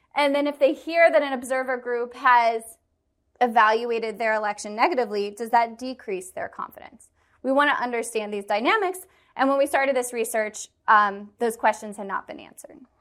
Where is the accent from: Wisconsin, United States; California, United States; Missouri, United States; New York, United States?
Missouri, United States; Kansas City; I'm from Kansas City